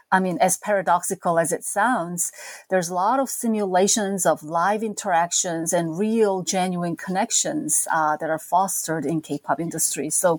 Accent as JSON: {"language": "English", "country": "South Korea", "tie": "born or raised there", "said": "As a teenager growing up in South Korea in the 70s and 80s, I never skipped the top of the chart music shows on TV."}